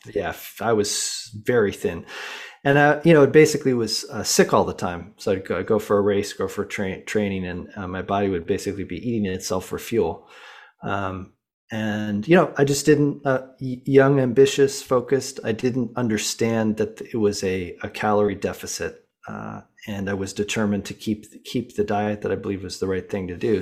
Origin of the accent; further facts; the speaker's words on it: Boulder, Colorado, United States; I grew up in Boulder, Colorado